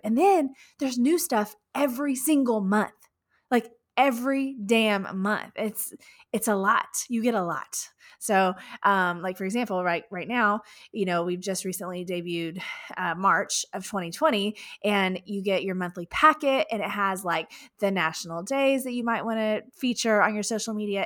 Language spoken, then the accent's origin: English; Houston, Texas, United States; Houston, Texas, right here in my hometown